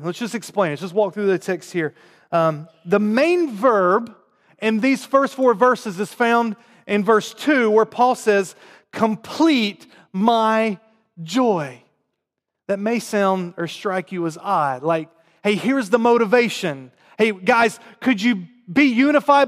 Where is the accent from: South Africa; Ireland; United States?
United States; North Carolina; accent: southern; moved away; I grew up in North Carolina, um, in the South